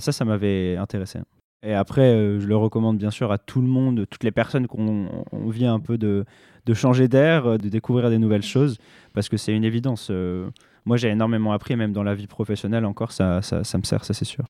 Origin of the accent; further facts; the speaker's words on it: France; en tant que Français européen